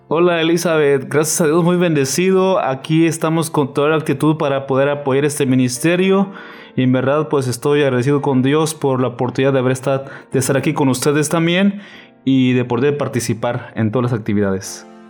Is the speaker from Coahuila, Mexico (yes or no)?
no; Chiapas, Mexico; also born or lived in Navojoa, Sonora; now in Ciudad Obregón, Mexico; soy de Chiapas y actualmente estoy en Sonora